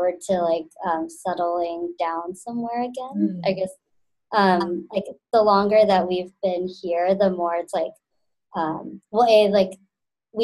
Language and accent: English; Texas, United States; now in New York, United States; I'm originally from Texas